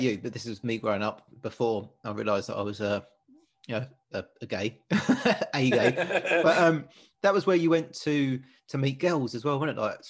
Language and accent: English; Dagenham, London, United Kingdom; Growing up, I always thought growing up in Dagenham wasn't that great